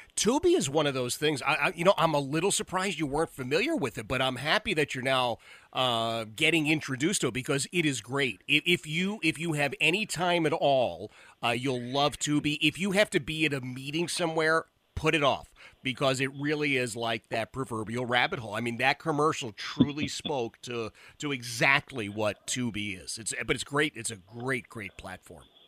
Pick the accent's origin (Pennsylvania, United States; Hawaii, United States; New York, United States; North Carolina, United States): Pennsylvania, United States; Philadelphia; I grew up in Philadelphia, Philadelphia native